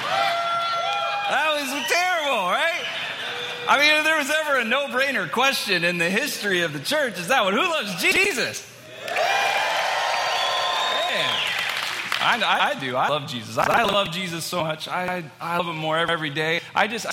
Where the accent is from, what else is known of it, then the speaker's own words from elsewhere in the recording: Texas, United States; moved away as an adult; now in Manchester, United States; I'm from Texas, born and raised. I lived there for all my life